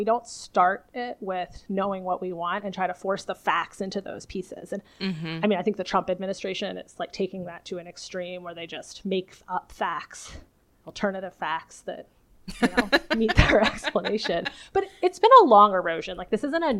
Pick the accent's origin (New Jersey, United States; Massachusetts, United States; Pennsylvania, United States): Pennsylvania, United States; Philadelphia; I am a biophysicist from the Philadelphia area